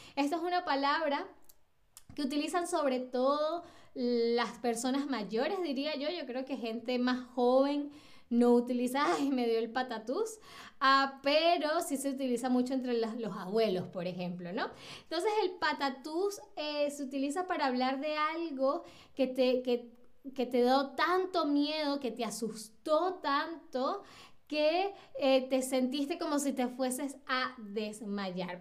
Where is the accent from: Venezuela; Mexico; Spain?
Venezuela; now in Berlin, Germany; como venezolana